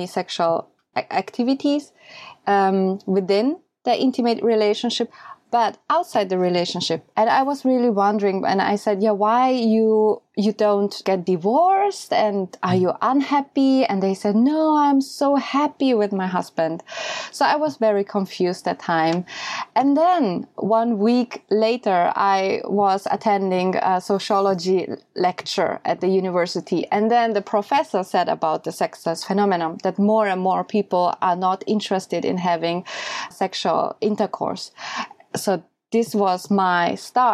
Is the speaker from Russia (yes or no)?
no; Austria; English is a second language; moved away as an adult; now in Japan; I am from Austria, but my mom is from Japan. And I born and raised in Austria